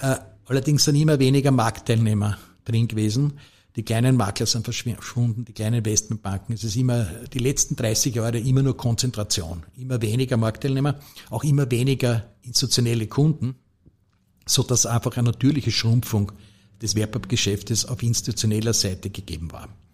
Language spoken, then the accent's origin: German; Lower Austria, Austria; ich bin halt als Niederösterreicher